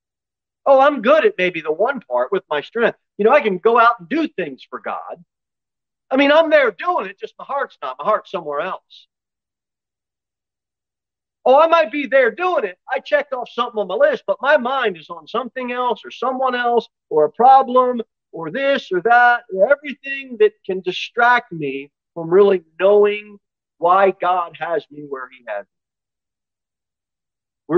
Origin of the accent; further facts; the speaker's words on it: United States; American Christians